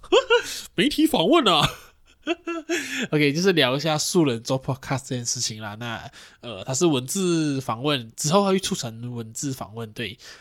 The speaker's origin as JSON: {"language": "Chinese", "town": "Johor Bahru", "region": "Johor", "country": "Malaysia", "moved": "yes", "said": "回去J B"}